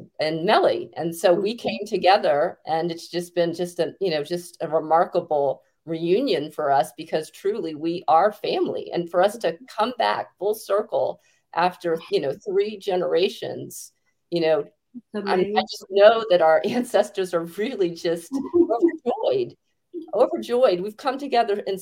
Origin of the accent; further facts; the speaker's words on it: Baltimore, Maryland, United States; I was born in Baltimore